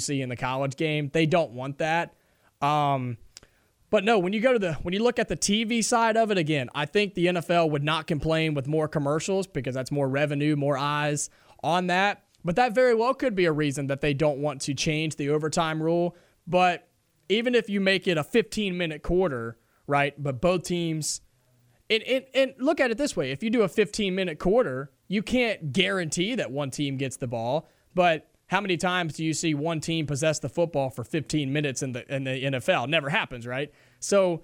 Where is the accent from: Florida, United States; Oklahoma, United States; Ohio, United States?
Ohio, United States; I grew up in Ohio